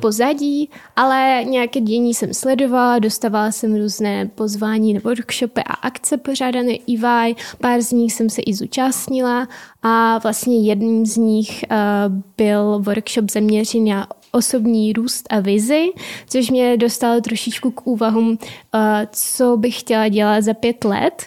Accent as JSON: {"language": "Czech", "region": "Donbas", "country": "Ukraine", "second_language": "Czech", "moved": "as an adult", "lives_now": "Czech Republic", "said": "narodila jsem se na Ukrajině a jsem, jsem přijela na vysokou školu před eh, teď už sedmi lety."}